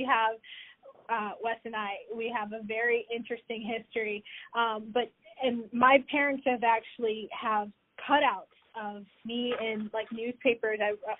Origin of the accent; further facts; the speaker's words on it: New York, United States; moved away as an adult; now in central New York, United States; And here I am in central New York in a much more extreme weather conditions than what I grew up in just outside of New York City. And I've been here going on 4 years now.